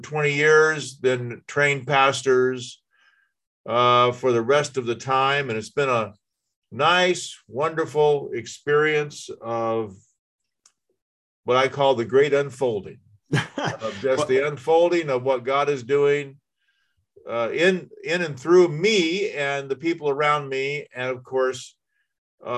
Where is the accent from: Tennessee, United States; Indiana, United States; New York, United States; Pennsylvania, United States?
Indiana, United States; I'm from Indiana.